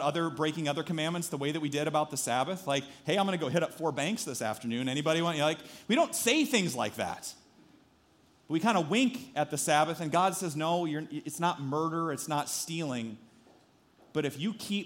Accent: Story City, Iowa, United States; growing up in Story City

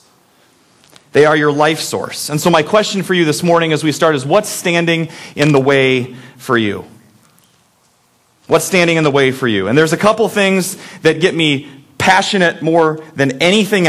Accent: Iowa, United States; also born or lived in Minnesota; I moved to Iowa when I was 8 weeks old, so I consider this as my home, even though I was born in Minnesota

